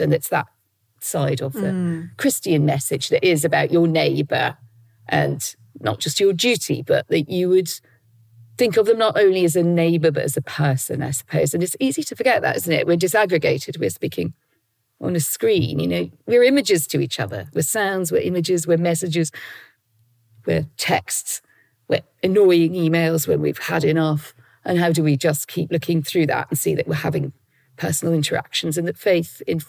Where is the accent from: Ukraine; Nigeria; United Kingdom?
United Kingdom; North East England; So I grew up in, as you say, very much in a Roman Catholic world, in my education, in my household.